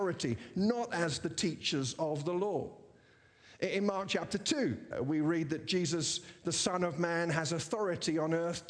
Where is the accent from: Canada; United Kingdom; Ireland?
United Kingdom; England; also born or lived in America; now in United States; as a British person living in America